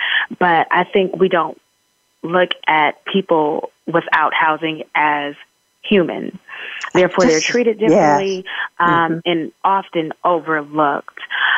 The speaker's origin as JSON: {"language": "English", "town": "San Francisco", "region": "California", "country": "United States", "said": "I'm from San Francisco, California"}